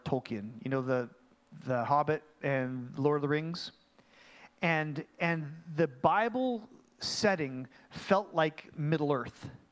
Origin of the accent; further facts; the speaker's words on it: Mission, British Columbia, Canada; I'm actually from Mission